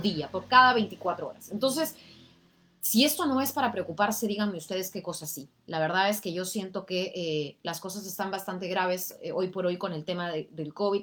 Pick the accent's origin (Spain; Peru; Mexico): Peru; como peruanos